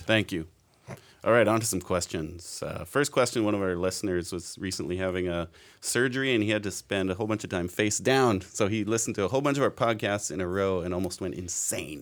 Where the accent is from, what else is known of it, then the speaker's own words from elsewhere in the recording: Abbotsford, British Columbia, Canada; I grew up here in Abbotsford and M E I, M B churches and things